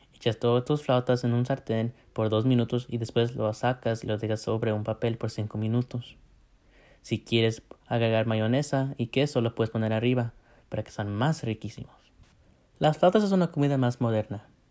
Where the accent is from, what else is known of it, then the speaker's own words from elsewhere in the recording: United States; nací en los Estados Unidos, pero mis papás son de México